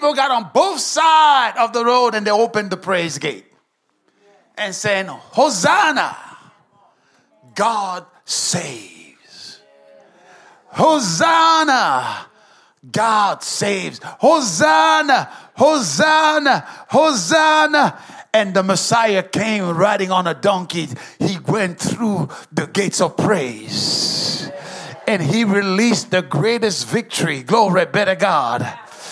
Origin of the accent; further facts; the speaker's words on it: Dallas, Texas, United States; I come from Dallas, and we have the Cowboys